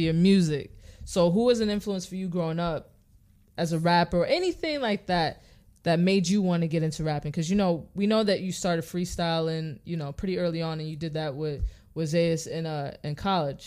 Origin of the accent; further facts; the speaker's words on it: New York City, New York, United States; we're from New York City